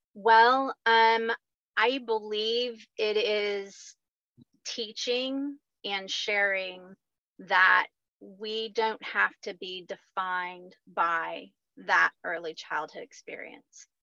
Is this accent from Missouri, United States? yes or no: yes; rural Missouri, United States; now in Bixby, United States; I grew up on a farm in rural Missouri, so still Midwest.